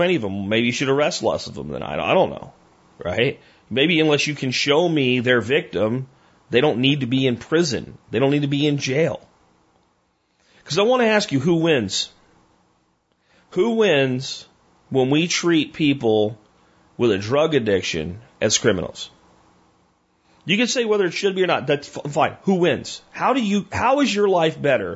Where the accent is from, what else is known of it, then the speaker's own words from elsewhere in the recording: Pottsville, Pennsylvania, United States; I grew up in Pottsville, Pennsylvania. When I was in high school in Pottsville, Pennsylvania